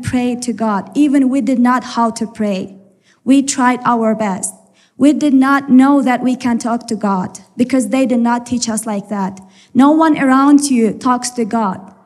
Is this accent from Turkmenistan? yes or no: yes; Turkmenistan; moved away as an adult; also born or lived in Ephraim, Utah; now in Utah, United States; And we are from Turkmenistan. This is in Central Asia